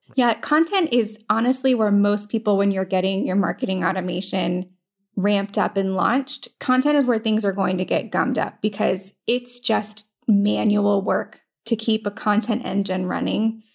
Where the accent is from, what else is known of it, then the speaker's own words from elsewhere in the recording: Florida, United States; moved away as an adult; also born or lived in Virginia; I am from Florida